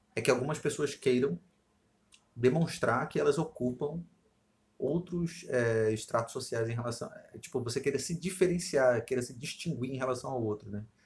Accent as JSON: {"language": "Portuguese", "region": "Rio de Janeiro", "country": "Brazil", "said": "eu me dou bem por ser carioca, claro, e aí aqui no Rio eu me dou bem com isso"}